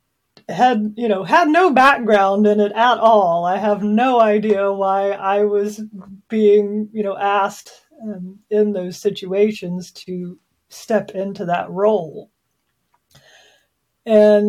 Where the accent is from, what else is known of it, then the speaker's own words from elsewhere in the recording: Southwest Missouri, United States; also born or lived in Oklahoma; And I was born in Oklahoma, and I was raised mostly in Southwest Missouri.